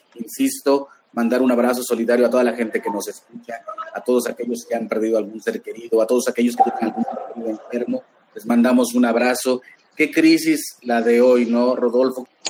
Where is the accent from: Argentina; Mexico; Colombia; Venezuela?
Mexico; Huasteca Veracruzana; mis orígenes allá en la Huasteca Veracruzana